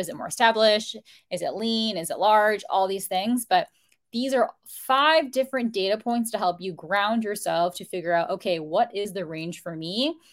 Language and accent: English; United States; first generation in my family to be born in the United States